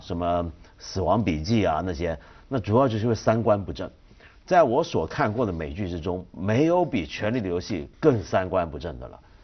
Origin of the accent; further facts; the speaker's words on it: China; 我们中国人